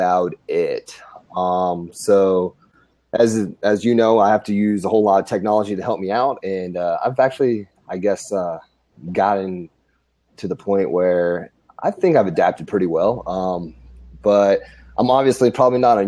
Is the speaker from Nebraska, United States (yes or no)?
yes; Grand Island, Nebraska, United States; moved away as an adult; I'm from Grand Island, Nebraska. Born and raised, when I was about the age of 20, I decided to join the Army